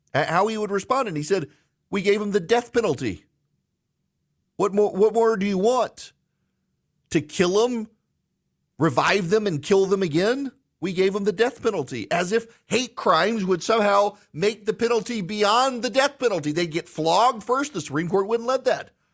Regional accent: South Louisiana, United States; I'm from Louisiana. From South Louisiana

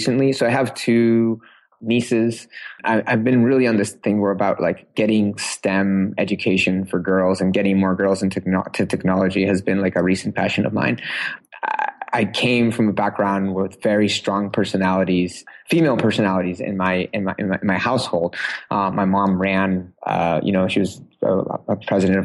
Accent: Uruguay; now in Seattle, United States; I grew up in South America

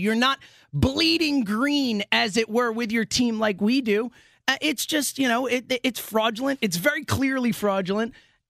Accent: Philadelphia, Pennsylvania, United States; Eagles fans, we're from Philadelphia, you know, or our parents are from Philadelphia

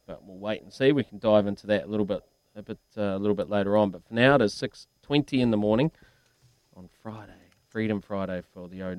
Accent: Dunedin, Otago, New Zealand; I'm from South Dunedin.

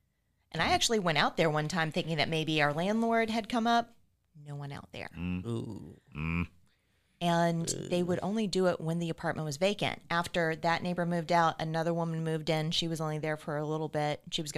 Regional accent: the South, United States; Like, I grew up in the South. Like, I've seen some things.

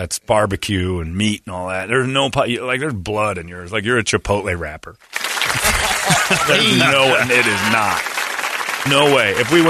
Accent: Cherry Hill, New Jersey, United States; I'm from Cherry Hill.

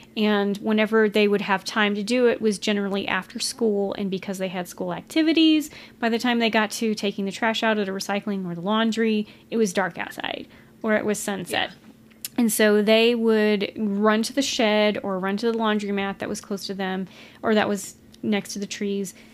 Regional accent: Texas, United States; We're from Texas

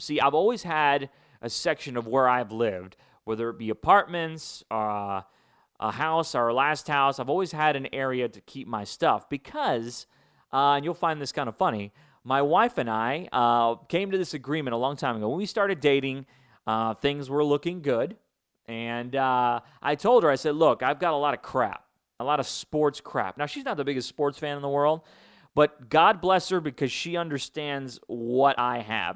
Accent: Chicago, Illinois, United States; moved away; Big White Sox fan, grew up in Chicago. Not grow up in Chicago. I was born in Chicago.

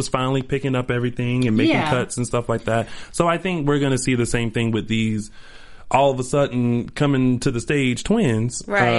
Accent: South Carolina, United States; I'm from South Carolina, but my family is actually from Alabama.

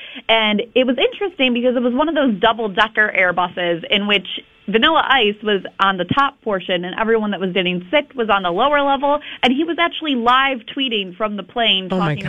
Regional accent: Michigan, United States; moved away; I'm from Michigan, and we have a Culver's there

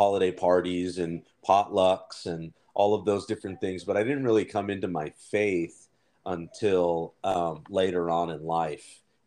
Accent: Nampa, Idaho, United States; also born or lived in Anaheim, California; I did grow up in Idaho, Nampa to be exact

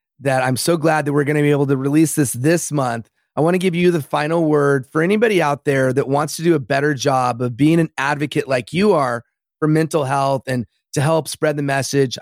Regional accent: the Palisades, California, United States; growing up in the Palisades.

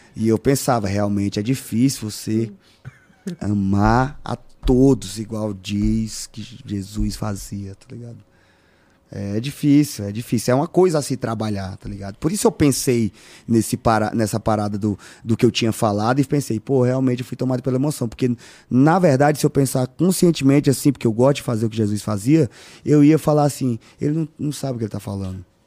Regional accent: Piauí, Brazil; É nascer onde eu nasci

